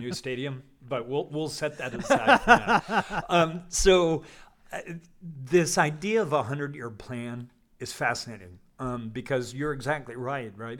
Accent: Colorado, United States; I come from, I grew up in Colorado

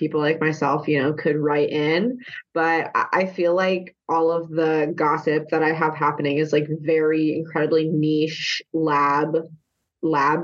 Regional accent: the South, United States; moved away; I'm from a very small rural town in the South.

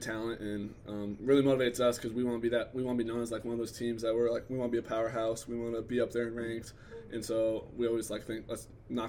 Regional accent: Ponca, Nebraska, United States; moved away; I'm from Ponca, Nebraska.

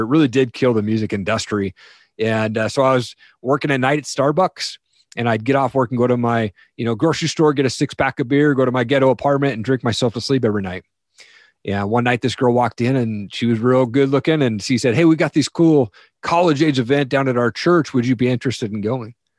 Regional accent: Eastern Washington, United States; I grew up in Eastern Washington, a typical household

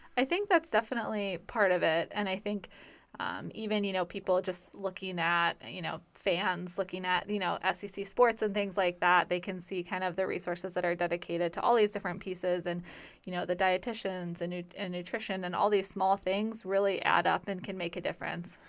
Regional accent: Midwest, United States; moved away as an adult; also born or lived in Valparaiso, Indiana / Wisconsin / Virginia; now in Florida, United States; growing up in the Midwest

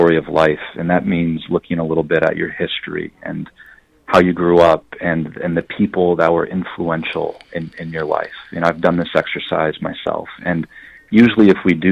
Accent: west side of Michigan, United States; I grew up in Michigan. I grew up on the west side of the state

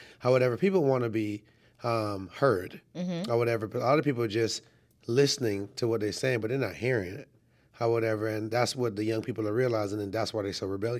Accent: Trinidad & Tobago; born there; also born or lived in Canada / New York / Florida / South Carolina; So I was born in Trinidad and Tobago. And I've lived a lot of places. I've lived in, as a child, I've lived in Canada, New York, Florida, South Carolina, and obviously Atlanta.

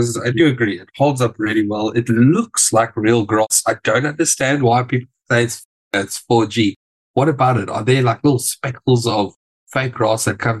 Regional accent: South Africa; Well, as a South African

